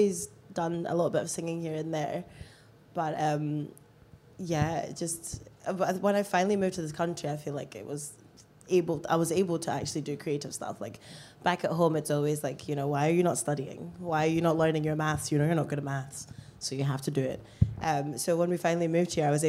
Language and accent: English; Musselburgh, Scotland, United Kingdom; also born or lived in Lesotho; I moved here when I was 7 years old